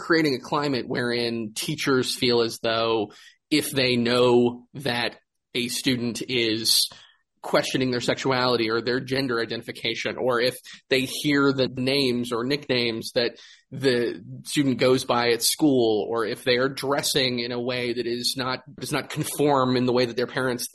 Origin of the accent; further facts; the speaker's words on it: Greensboro, North Carolina, United States; My hometown of Greensboro